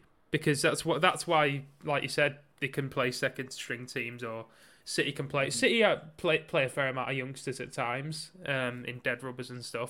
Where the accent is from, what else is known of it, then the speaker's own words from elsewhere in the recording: Barrow-in-Furness, North West England, United Kingdom; I'm from, have you heard of Barrow? I don't know if I told you I'm from Barrow.